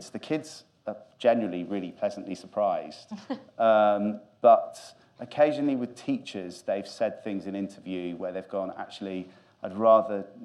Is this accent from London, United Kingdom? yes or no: no; Grimsby, Yorkshire and the Humber, United Kingdom; I'm from Grimsby